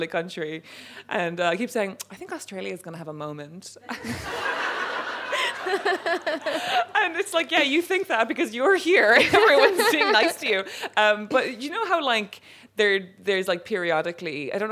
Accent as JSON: {"language": "English", "town": "Cork", "region": "Munster", "country": "Ireland", "said": "I'm from Cork."}